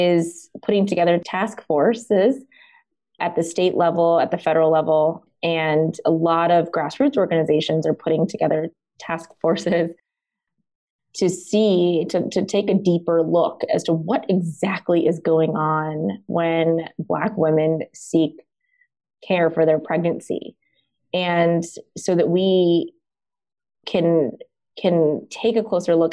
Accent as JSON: {"language": "English", "region": "Deep South", "country": "United States", "tie": "born or raised there", "said": "I was born in the United States in the Deep South, actually."}